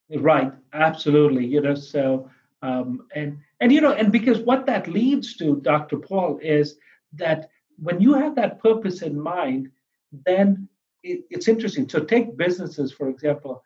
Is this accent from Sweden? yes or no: no; India; also born or lived in Pennsylvania, United States; now in Florida, United States; I was born in India um, uh, on the foothills of the Himalayas